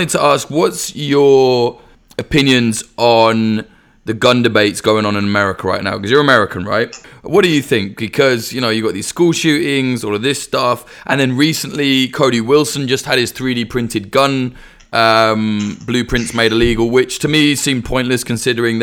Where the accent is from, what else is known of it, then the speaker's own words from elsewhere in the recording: United Kingdom; as a Brit